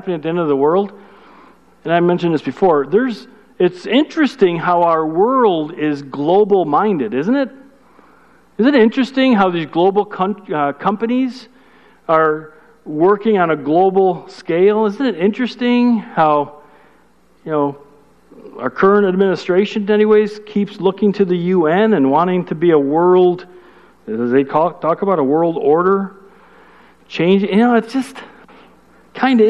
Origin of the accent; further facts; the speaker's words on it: Chicago, Illinois, United States; I'm from Chicago